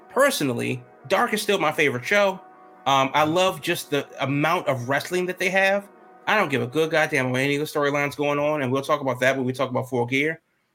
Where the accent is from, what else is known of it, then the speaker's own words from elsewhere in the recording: Chicago, Illinois, United States; I'm just here to tell you that I love you too, though I'm from Chicago.